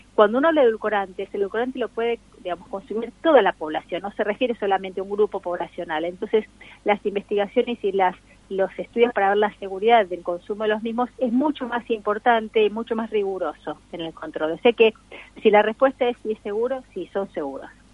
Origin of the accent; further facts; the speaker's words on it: Argentina; nosotros los argentinos